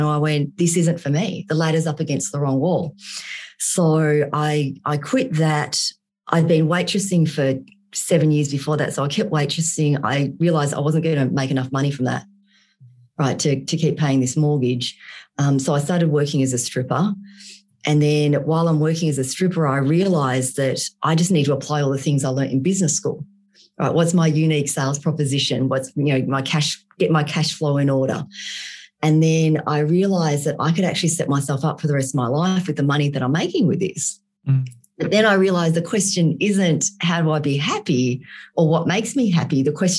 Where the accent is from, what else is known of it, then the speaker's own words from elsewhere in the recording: Vietnam; born there; moved away; So I was born in Vietnam and I was born in post-war Vietnam.